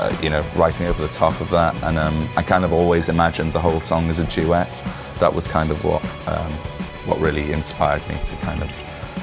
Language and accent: English; Liverpool, North West England, United Kingdom; growing up in Liverpool, … were obviously a massive influence on us.